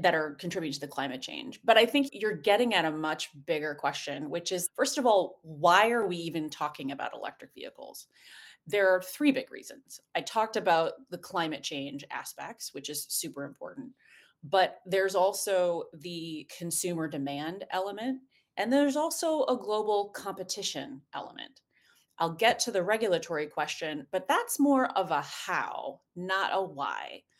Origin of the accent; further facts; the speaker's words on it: Indiana, United States; now in East Coast, United States; I am a proud Hoosier